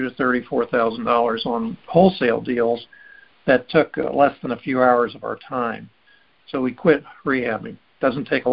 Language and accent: English; Miami, Florida, United States; also born or lived in Chicago; I was born in Miami.